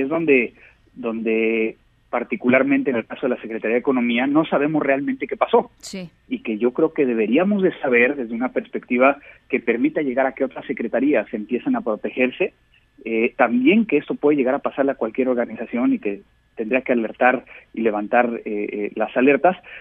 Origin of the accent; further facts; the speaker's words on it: Mexico; como mexicanos